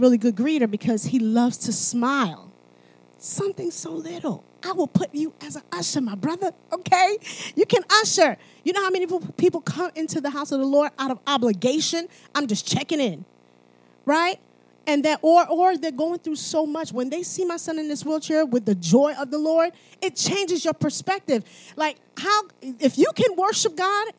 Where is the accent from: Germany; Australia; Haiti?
Haiti; I'm from Haiti.